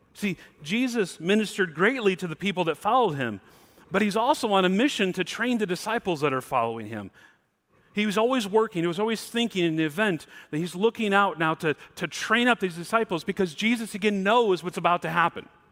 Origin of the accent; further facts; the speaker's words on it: Mount Morris, Michigan, United States; now in Pacific Northwest, United States; I'm from Mount Morris